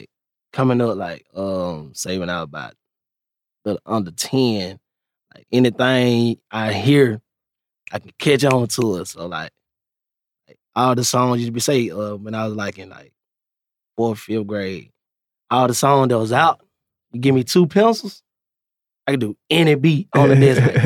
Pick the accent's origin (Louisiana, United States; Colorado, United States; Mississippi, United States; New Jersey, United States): Mississippi, United States; Meridian; Yeah, I'm from Meridian, Mississippi. Mm. Yeah, out there in the country, man.